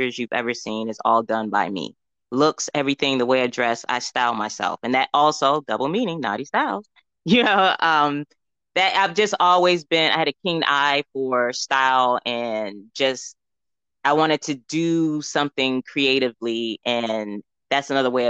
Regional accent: New York, United States; moved away as an adult; now in Atlanta, United States; I am a New Yorker to the fullest

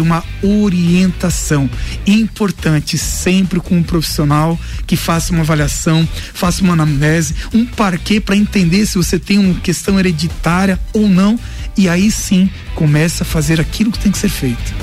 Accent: Lages, Santa Catarina, Brazil; Lages, né? Minha cidade natal não quis sair daqui

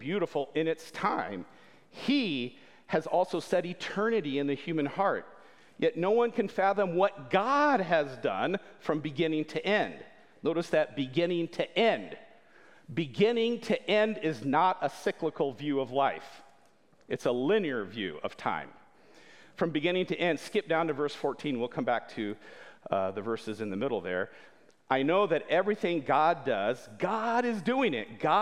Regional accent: Winona Lake, Indiana, United States; also born or lived in Berlin; my colleague and teammate, Mike Yoder, and I, we both grew up here in Winona Lake

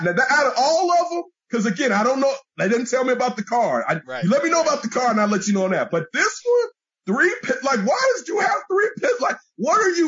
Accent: Chicago, Illinois, United States; we grew up in Chicago

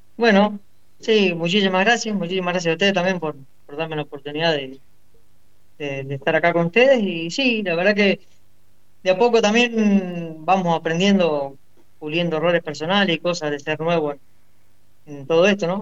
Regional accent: Rufino, Santa Fe, Argentina; now in Quimilí, Argentina; soy de Rufino, pero vivo en Quimilí, en Santiago del Estero

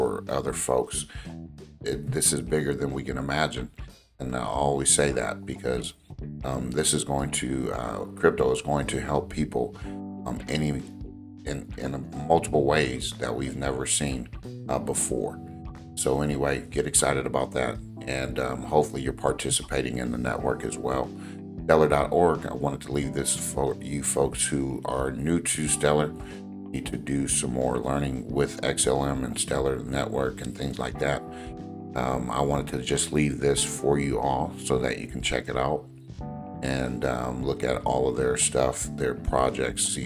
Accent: Los Angeles, California, United States; I grew up and lived in the Los Angeles area

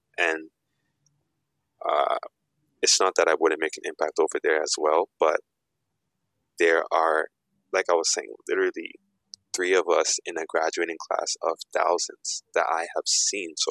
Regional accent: Ghana; I'm also African. I'm Ghanaian.

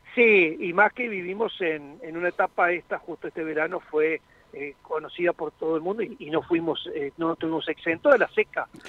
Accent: La Plata, Buenos Aires Province, Argentina; moved away as an adult; now in Salliqueló, Argentina; yo soy nacido en La Plata, pero hace 30 años soy hijo de saliquelenses, por eso estoy hace 30 años eh, en Saliqueló.

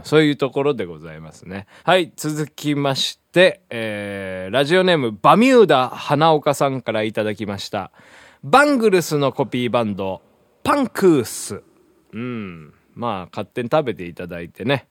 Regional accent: Hiroshima, Japan; 僕のあの、地元の広島

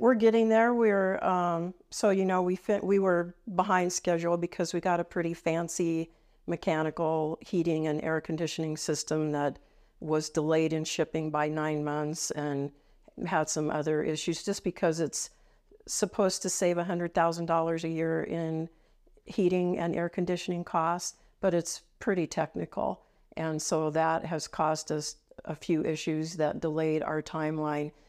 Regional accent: Cheyenne, Wyoming, United States; I grew up here

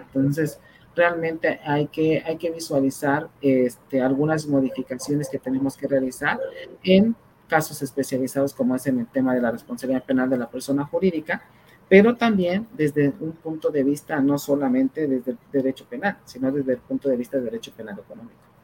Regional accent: Mexico; uno como, como mexicano

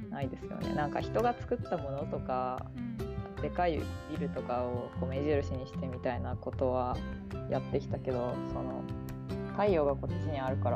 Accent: Kanto Plain, Japan; 私はこう、まあ、関東平野で育ったから、

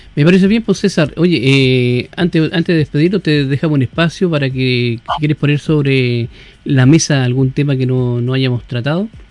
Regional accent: Quilpué, Valparaíso, Chile; yo soy parte de Quilpue

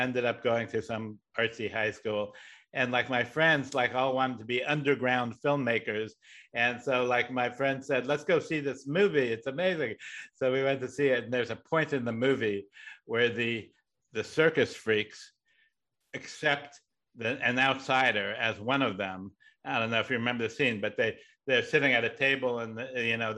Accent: Riverside, California, United States; also born or lived in Buffalo, New York; now in Los Angeles, United States; my family moved to Riverside

